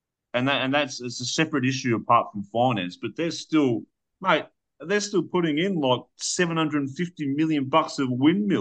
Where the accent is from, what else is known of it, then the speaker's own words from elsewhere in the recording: Australia; I do generally wonder as an Australian